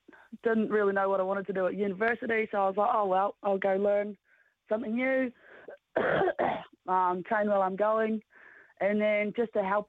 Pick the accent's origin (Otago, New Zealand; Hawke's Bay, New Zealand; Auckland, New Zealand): Otago, New Zealand; now in Christchurch, New Zealand; Down sort of Otago way.